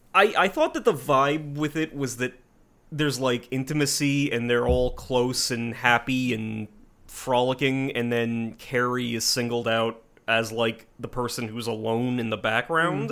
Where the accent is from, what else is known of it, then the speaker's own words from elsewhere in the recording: New Jersey, United States; we're from Jersey